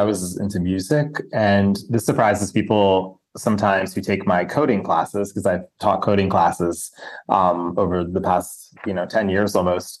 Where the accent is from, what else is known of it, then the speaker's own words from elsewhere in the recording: outside New York City, New Jersey, United States; And New Jersey, so like outside the city.